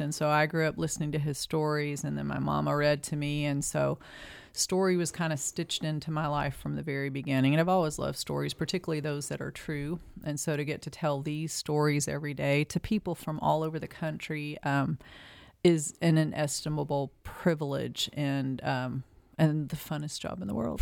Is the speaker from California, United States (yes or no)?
no; eastern Tennessee, United States; I am a native, uh, I'm a hillbilly. Uh, grew up